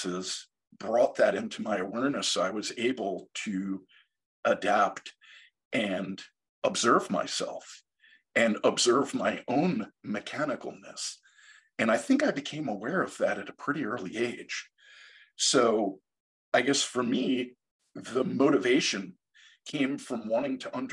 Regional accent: Long Island, New York, United States; I grew up on Long Island in New York in the 70s and early 80s

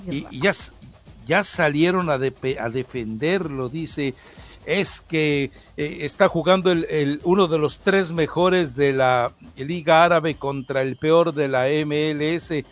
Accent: Mexico; O sea, me están diciendo que yo como mexicano no puedo votar y ellos sí.

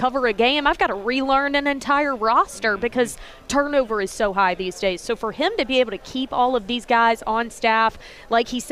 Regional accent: Alabama, United States; moved away as an adult; also born or lived in Charlotte, North Carolina; now in Nashville, United States; I am originally from Alabama. I grew up in a small town about an hour and a half from Auburn

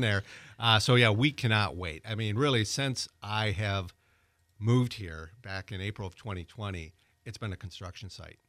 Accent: Wisconsin, United States; now in Pensacola, United States; I'm originally from Wisconsin

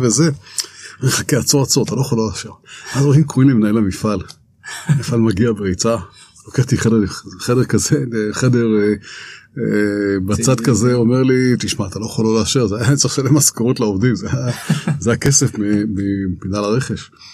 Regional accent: Ramat Gan, Tel Aviv District, Israel; אני ישראלי, נורמלי, רגיל, רמת גן

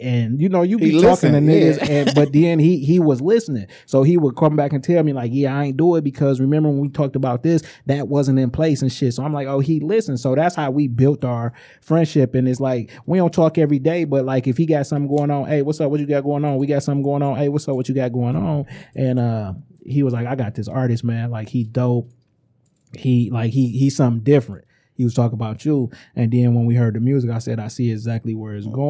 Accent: Inkster, Michigan, United States; I'm from Inkster, but I worked in Ipsy

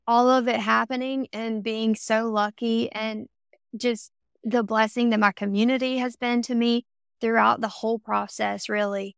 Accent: Camden, South Carolina, United States; I grew up in South Carolina, if you can't tell by the accent yet.

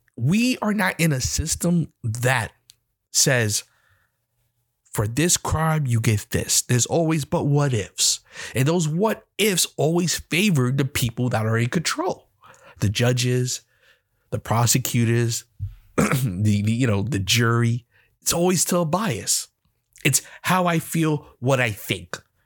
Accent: New York, United States; I'm from New York myself

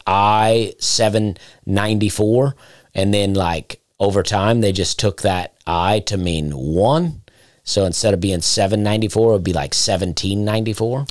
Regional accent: Chambers County, Lee County area, Alabama, United States; where I'm from, like Chambers County, Lee County area in Alabama

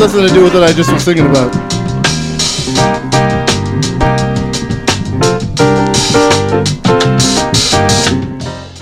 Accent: Mississauga, Ontario, Canada; now in Winnipeg, Canada; I grew up in good old Mississauga, Ontario, Cooksville to be specific

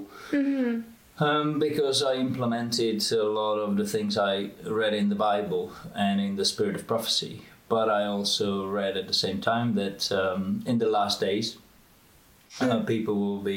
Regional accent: Czechia; moved away as an adult; also born or lived in United States / Oxford, England / London, England / Boston, United States; I was born in the Czech Republic, and when I was 18, I went to study to America.

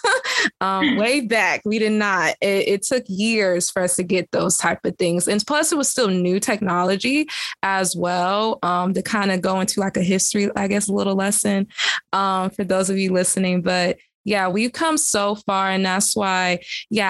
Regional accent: the South, United States; I'm from the South

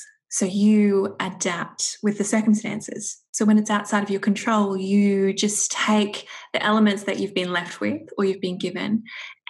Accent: Toowoomba, Queensland, Australia; my parents decided to sell up the farm, and then it was moved to a different town, which we're in Toowoomba

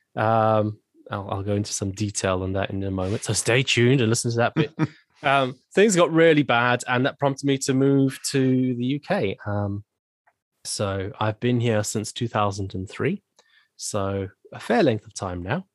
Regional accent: Zimbabwe; moved away as an adult; also born or lived in South Africa; now in United Kingdom; I was born and raised in Zimbabwe, which is a country in Southern Africa

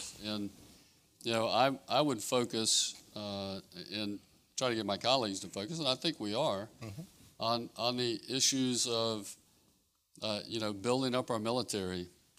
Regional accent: United States; one of the things I'm most proud of, I think, as an American, is the fact that we truly go in so people can have freedom.

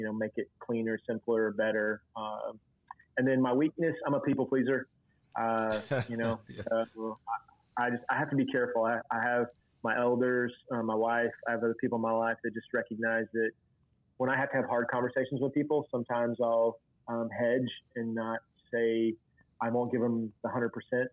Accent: Northeast Oklahoma, United States; I grew up in Northeast Oklahoma, so I got a steady dose of that all through high school

